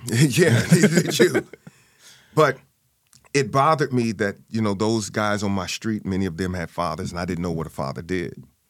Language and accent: English; St. Louis, Missouri, United States; born and raised in Saint Louis, Missouri.